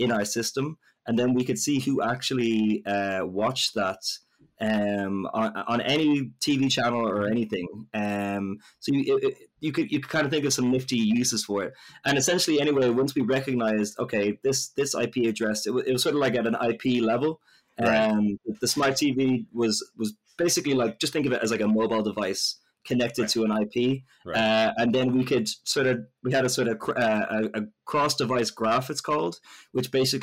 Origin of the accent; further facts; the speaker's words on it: Ireland; So I'm Irish